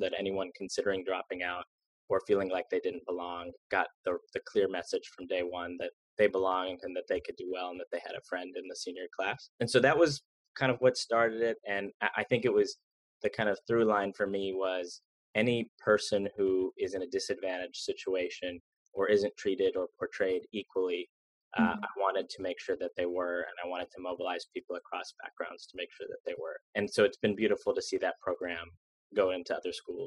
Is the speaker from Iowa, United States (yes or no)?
no; Jacksonville, Florida, United States; There were other schools in my hometown of Jacksonville